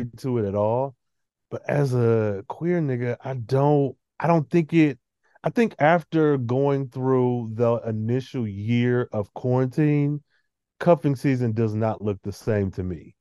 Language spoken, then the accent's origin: English; Michigan, United States; I'm from Michigan